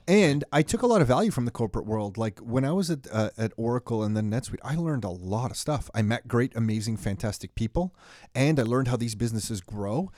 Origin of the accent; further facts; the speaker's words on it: Mississauga, Ontario, Canada; also born or lived in Toronto; born in Toronto, raised in Mississauga